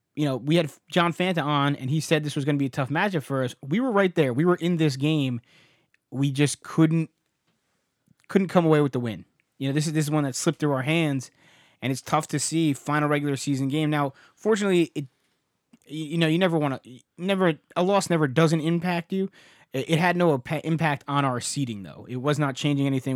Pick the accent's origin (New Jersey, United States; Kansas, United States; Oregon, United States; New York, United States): New Jersey, United States; We're from New Jersey.